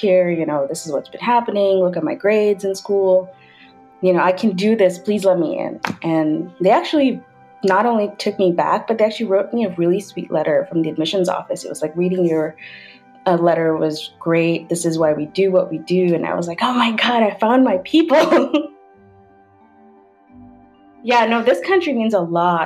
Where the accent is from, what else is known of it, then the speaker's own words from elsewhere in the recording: United Arab Emirates; moved away; I grew up in United Arab Emirates. My parents are of Pakistani descent